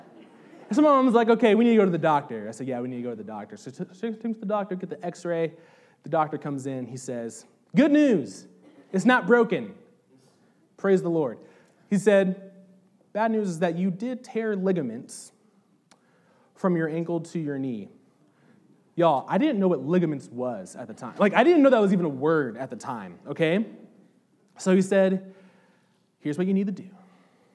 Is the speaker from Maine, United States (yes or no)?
no; Southern Indiana, United States; I'm from Southern Indiana